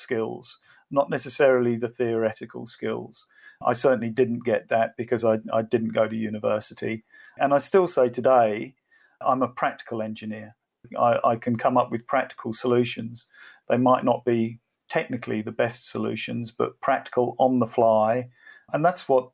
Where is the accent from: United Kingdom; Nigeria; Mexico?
United Kingdom; England; moved away as an adult; now in Australia; I am English.